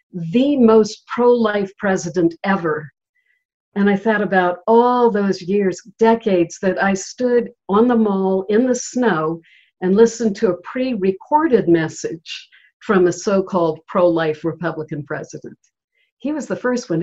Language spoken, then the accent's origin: English; Charleston, South Carolina, United States; Charleston is my hometown